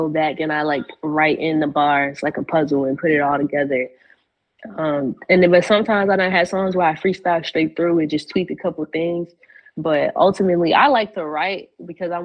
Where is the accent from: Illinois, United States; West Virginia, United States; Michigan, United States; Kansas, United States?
Illinois, United States; Chicago; moved away as an adult; now in Atlanta, United States; I'm from Chicago, born and raised, and I recently moved out here like 2 years ago to Atlanta